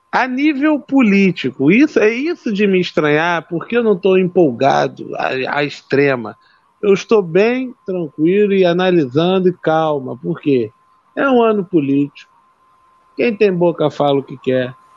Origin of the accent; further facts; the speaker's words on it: Rio de Janeiro, Brazil; now in Nilópolis, Brazil; eu não moro no município do Rio, moro no município de Nilópolis, que é a Baixada Fluminense, não mas sou carioca.